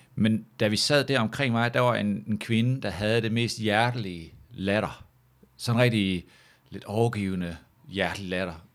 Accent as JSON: {"language": "Danish", "area": "Samsø", "region": "Central Denmark Region", "country": "Denmark", "tie": "born or raised there", "also_born_or_lived": "Aarhus", "moved": "yes", "said": "hjemme på Samsø"}